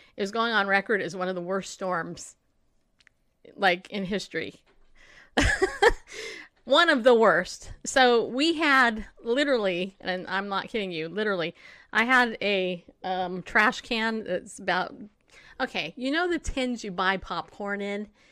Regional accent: California, United States; now in Tennessee, United States; I grew up in California

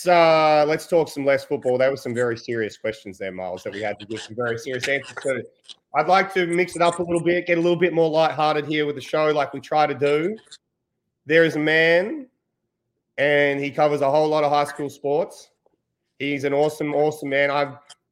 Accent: Australia; as an Australian

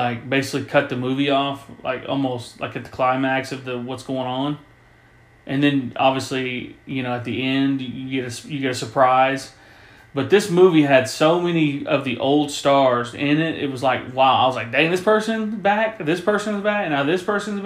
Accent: Tahlequah, Oklahoma, United States; growing up, so I'm originally from Tahlequah, Oklahoma

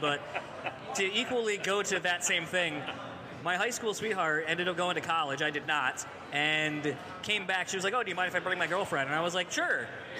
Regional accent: East Coast, United States; moved away; I grew up on, like, Yo MTV Raps and, like, all that stuff, and I'm originally from the East Coast, so, like, I grew up more initially, like, with 80s metal and, like, early hip-hop.

